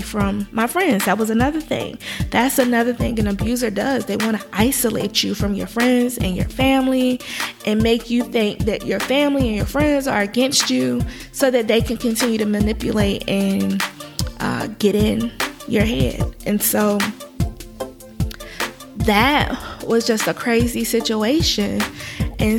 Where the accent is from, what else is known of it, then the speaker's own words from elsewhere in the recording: Virginia, United States; moved away as an adult; I'm from Virginia